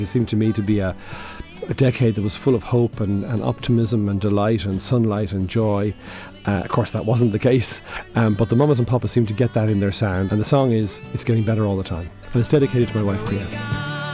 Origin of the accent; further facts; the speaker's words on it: Dublin, Leinster, Ireland; I'm from Sandymount, which is in the heart of uh, the famous Dublin Four. Uh, and uh, when I was growing up, it was a really quite a small vill- village